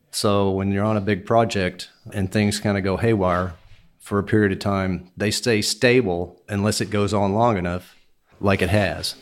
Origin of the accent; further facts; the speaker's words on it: Houston, Texas, United States; I was born and raised in Houston, Texas.